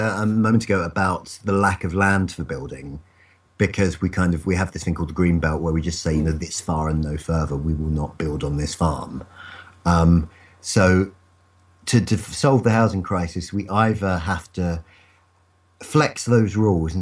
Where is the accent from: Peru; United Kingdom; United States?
United Kingdom; Romford, London; I grew up in Romford, the sort of Essex edge of London.